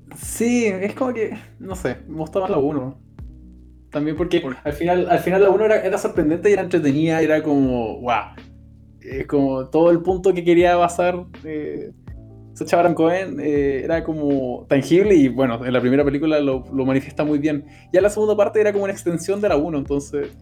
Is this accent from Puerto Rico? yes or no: no; Chile; nosotros somos chilenos